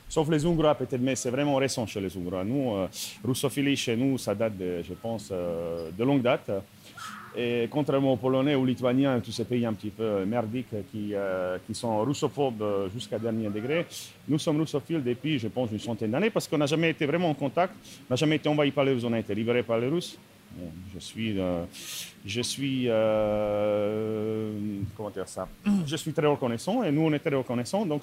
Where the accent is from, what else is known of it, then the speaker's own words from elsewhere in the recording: Slovakia; French is a second language; je viens de Slovaquie. De Slovaquie eh, J'espère que je suis le seul Slovaque euh, présent euh, aujourd'hui ici.